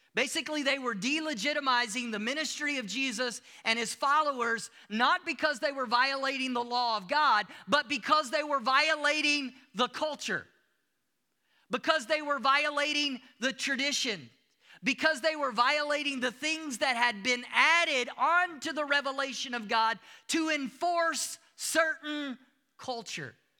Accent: United States; moved away as an adult; also born or lived in Africa; now in South Africa; I'm still from the United States. I bring my culture with me everywhere that I go. You hear it in my accent

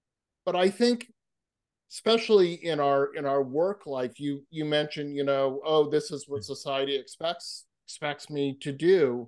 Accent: Massachusetts, United States; I grew up on the East Coast, where street signs are incredibly small versus California, where they're wonderfully myopically large and you can see them. So I grew up in Massachusetts

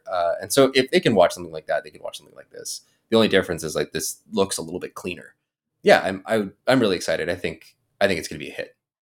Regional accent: the American West, United States; I guess I was raised in the American West watching a lot of Westerns

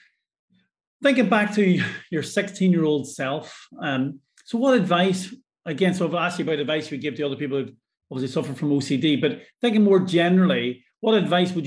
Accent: Ireland; now in Scotland, United Kingdom; I'm Irish

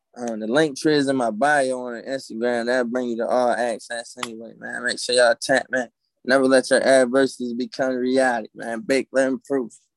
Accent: Maryland, United States; Maryland in the building

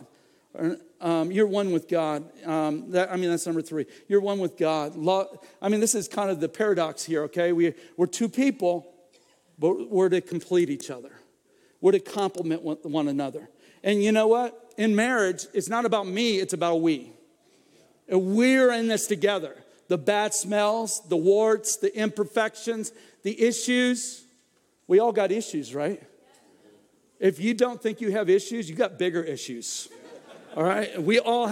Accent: Florida, United States; I grew up in Florida

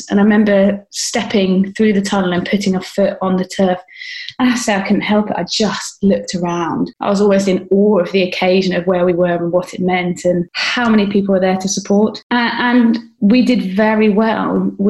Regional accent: United Kingdom; there was a real sense of pride as a British athlete that you know, we'd put this on.

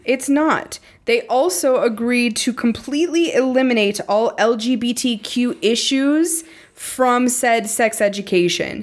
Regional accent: Montana, United States; growing up in Montana

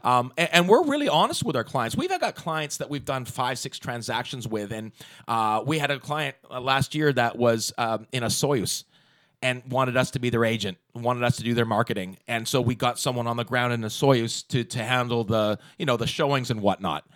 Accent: Walnut Grove, British Columbia, Canada; I grew up in Walnut Grove before there was a Walnut Grove. I grew up on a sheep farm

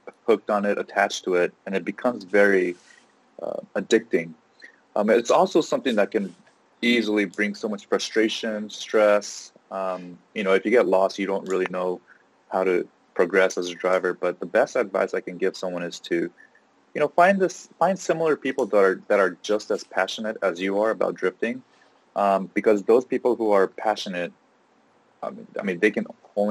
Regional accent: Los Angeles, California, United States; I grew up locally in Los Angeles

